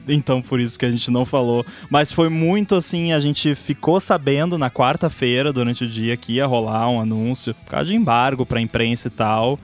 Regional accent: Brazil; eu sou do Brasil

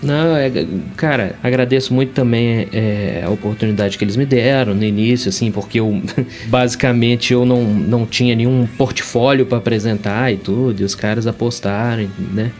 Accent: Belo Horizonte, Minas Gerais, Brazil; Belo Horizonte, Minas Gerais.

